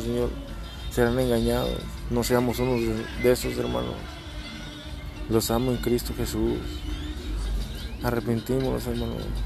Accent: Texas, United States; Yo acá soy de Estados Unidos, ¿va? En Texas, el estado de Texas

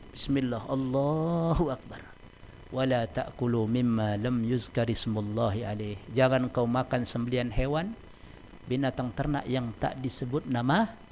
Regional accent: Medan, North Sumatra, Indonesia; bahasa kami orang Medan

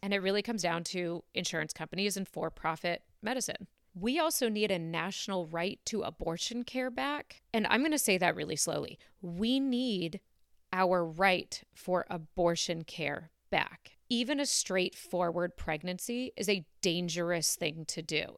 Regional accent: Canada; now in United States; I'm Canadian and my mom was a doctor in Canada

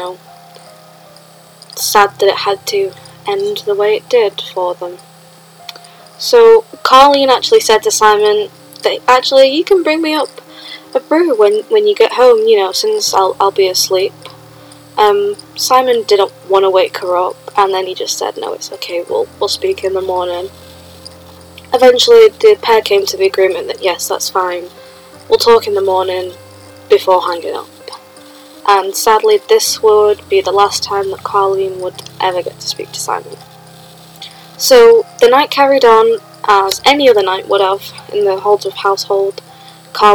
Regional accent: Sheffield, Yorkshire and the Humber, United Kingdom; I grew up about a 10-minute walk from where this happened.

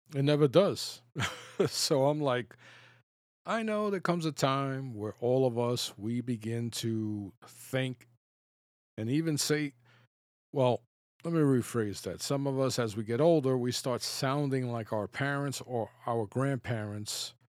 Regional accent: New York City, New York, United States; I grew up in the Bronx

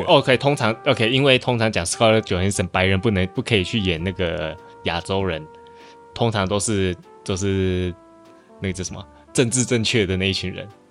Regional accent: Malaysia; 在马来西亚，也就是我们登记户口名簿的时候

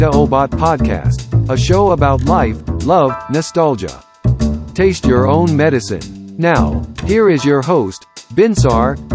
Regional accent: Medan, North Sumatra, Indonesia; born there; Ini dia tahu aku dari Sumatera uh, mungkin mau tahu tepatnya di mana gitu kan. Coba saya udah lahir di Medan Thomas mas, gini.

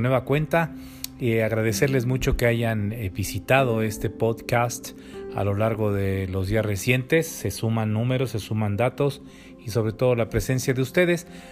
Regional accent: Mexico; como pueblo, como mexicanos

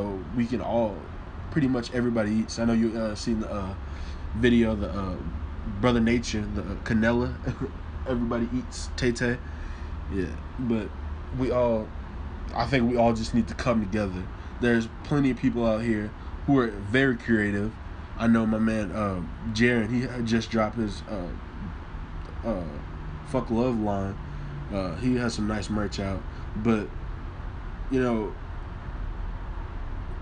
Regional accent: Louisville, Kentucky, United States; also born or lived in New Orleans, Louisiana; New Orleans is where I'm from. Born, I guess. Most people will say that I'm from Louisville because I've lived here majority of my life

